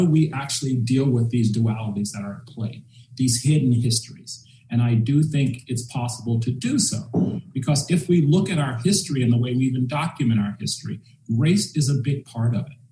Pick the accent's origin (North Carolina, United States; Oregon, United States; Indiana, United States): North Carolina, United States; Charlotte; And it made me dwell back on my childhood growing up in Charlotte. And I remember in high school that they put in a Pomodoro downtown.